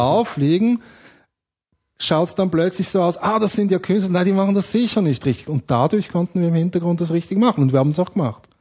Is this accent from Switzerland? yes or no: yes; Switzerland; ich bin Schweizer, also ich bin Schweizer Amerikaner, aber in der Schweiz aufgewachsen